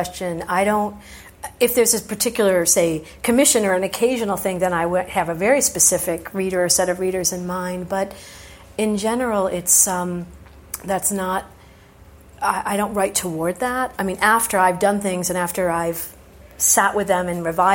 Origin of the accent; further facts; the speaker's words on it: United States; also born or lived in Oxford, England; since I was a student at Oxford, where being American